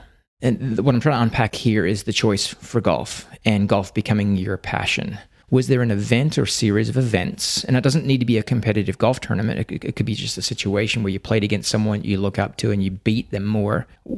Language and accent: English; Australia; Given that I'm from Australia, you're going to have to fill me in here.